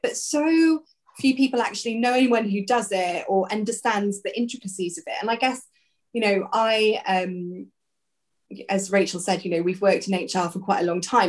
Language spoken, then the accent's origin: English; South Wales, United Kingdom; now in Kent, United Kingdom; originally I'm from South Wales